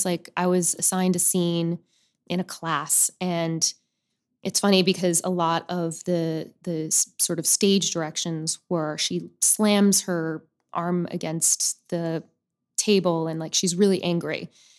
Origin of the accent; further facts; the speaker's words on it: Boca Raton, Florida, United States; also born or lived in Upper Saddle River, New Jersey; I grew up in Florida, mm-hmm. in Boca Raton. Most of my life, I originally was born and raised in Upper Saddle River, New Jersey. But we moved when I was 9 to Florida.